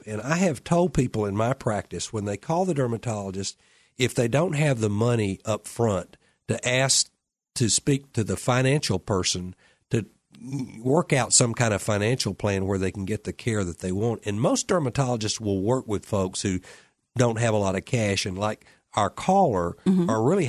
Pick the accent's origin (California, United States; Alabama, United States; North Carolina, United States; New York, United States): Alabama, United States; Well, you know, I'm from Alabama. I get down to the rock hard part really quick.